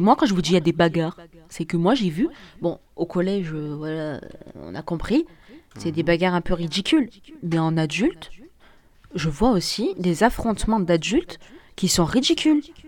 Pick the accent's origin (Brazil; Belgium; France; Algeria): Algeria; en tant qu'Algérien